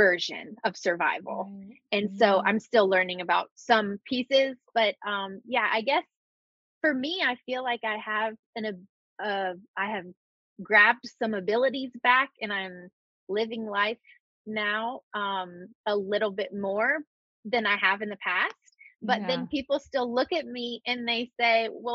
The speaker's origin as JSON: {"language": "English", "town": "Birmingham", "region": "Alabama", "country": "United States", "said": "I'm from Birmingham, Alabama"}